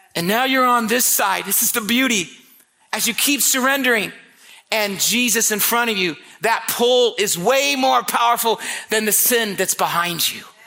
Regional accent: Marion, Indiana, United States; I was born and raised in Marion, Indiana. I was a street kid

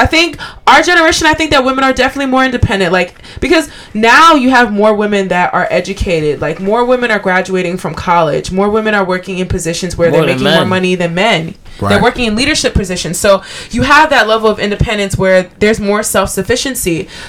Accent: Liberia; Liberia, LIB.

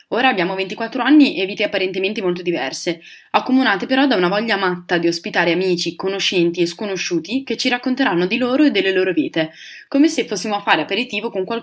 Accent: Southern Italy, Italy; Anche se dal mio accento non si direbbe, in realtà sono terrona.

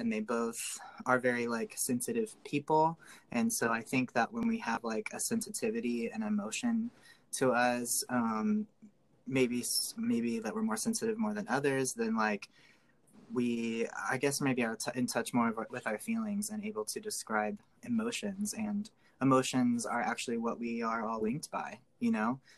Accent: Gas City, Indiana, United States; now in Sacramento, United States; I am originally from a little tiny town called Gas City, gas like fuel, uh, Indiana

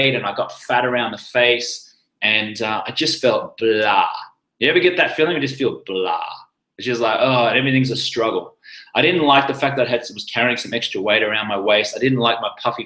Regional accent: Australia; moved away as an adult; also born or lived in London; now in Los Angeles, United States; I'm Australian, but I live in America

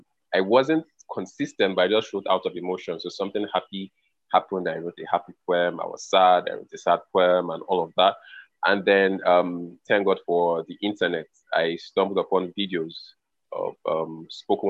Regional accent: Lagos, Nigeria; also born or lived in Calabar; I actually was born in Lagos and I grew up in Lagos

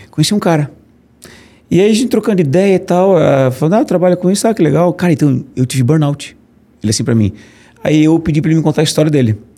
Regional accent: Brusque, Santa Catarina, Brazil; now in Florianópolis, Brazil; Eu sou de Brusque, brusquense, né?

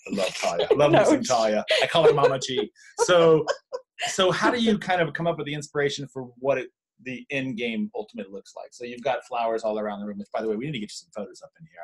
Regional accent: California, United States; I grew up in California

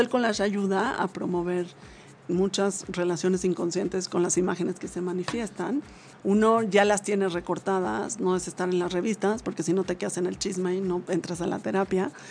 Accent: Mexico; esa es una misión que tenemos como mexicanos

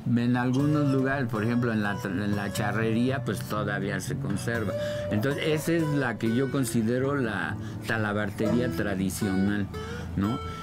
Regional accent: Mexico City, Mexico; he vivido en todos los barrios bravos, ¿no? Precisamente de la Ciudad de México, te digo, nací en La Obrera, viví en la Doctores, en la Buenos Aires, en Tepito, en la Guerrero, en el centro de la Ciudad de México

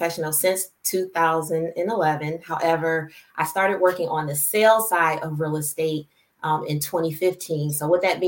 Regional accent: Michigan, United States; also born or lived in Philadelphia, Pennsylvania / Belleville, Michigan / Ann Arbor, Michigan; And then I moved to Michigan with my father

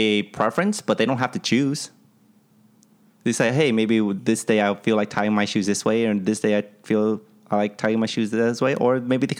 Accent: United States; I'm Asian, right. I'm American

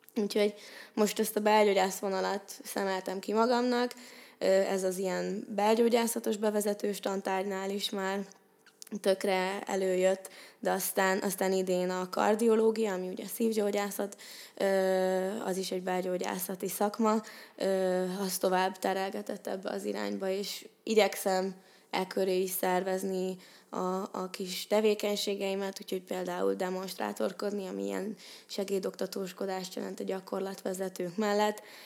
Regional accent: Székesfehérvár, Fejér, Hungary; moved away as an adult; now in Pécs, Hungary; én Székesfehérvárról jöttem ide 2018-ban, most vagyok egyébként negyedéves, és én Székesfehérváron egy 8 osztályos gimnáziumba jártam

